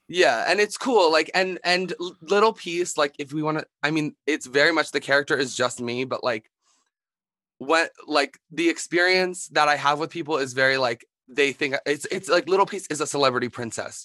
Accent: Philadelphia, Pennsylvania, United States; I'm from Philadelphia, Pennsylvania

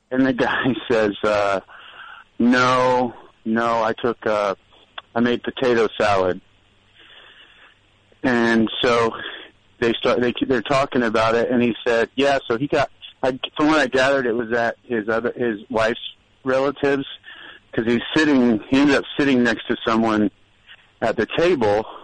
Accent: Indianapolis, Indiana, United States; and that night, I'm from Indianapolis, and so the Colts were playing that night on TV.

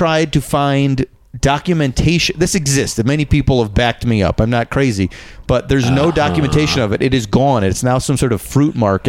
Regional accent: Schaumburg, Illinois, United States; born or raised there

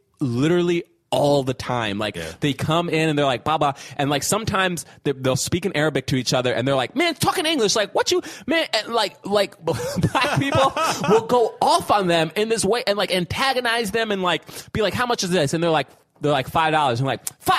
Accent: New York, United States; I grew up in New York partly

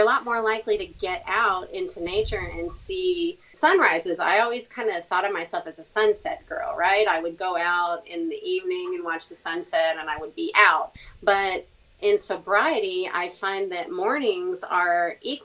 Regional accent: Virginia, United States; also born or lived in Colorado / California / Indiana; now in Florida, United States; I was born and raised in Virginia, but I've moved around a lot.

